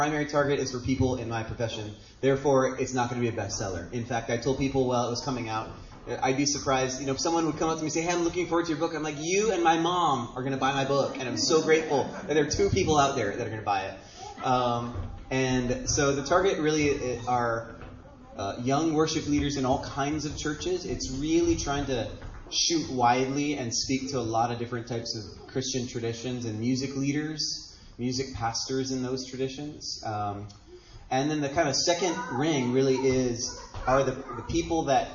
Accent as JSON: {"language": "English", "region": "Hawaii", "country": "United States", "tie": "born or raised there", "said": "Born and raised in Hawaii"}